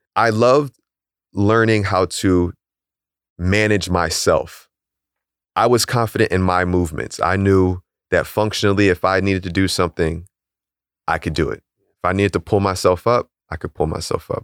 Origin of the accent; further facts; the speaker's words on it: Philadelphia, Pennsylvania, United States; we're both from Philly